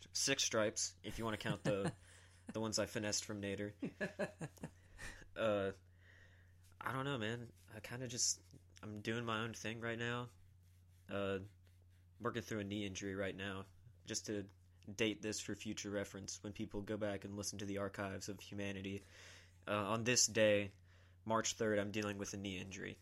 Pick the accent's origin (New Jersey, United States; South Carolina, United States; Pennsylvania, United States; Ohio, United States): South Carolina, United States; Columbia; also born or lived in Georgetown, South Carolina; I'm from South Carolina, always born and raised